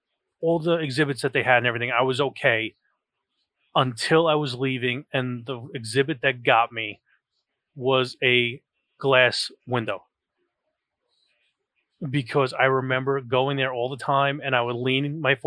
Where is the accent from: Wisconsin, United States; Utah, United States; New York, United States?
New York, United States; Being in New York, that is, you know, was a major thing for me. I mean, my mother worked in the World Trade Center